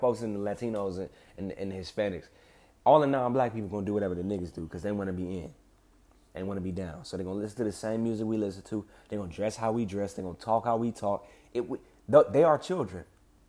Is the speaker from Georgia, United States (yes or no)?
no; Bel Air, California, United States; Just because I grew up in Bel Air, just because I dress a certain way or I talk a certain way, that's not adequate to be accepted into y'all society.